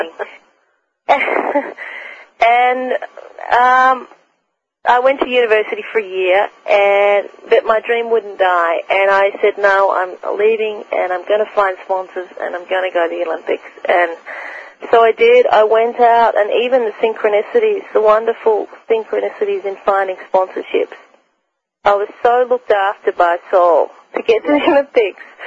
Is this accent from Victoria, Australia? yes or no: yes; Melbourne, Victoria, Australia; I grew up in Melbourne, Australia, on the coast